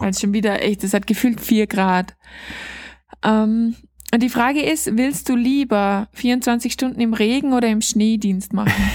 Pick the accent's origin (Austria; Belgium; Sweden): Austria; bei uns in Österreich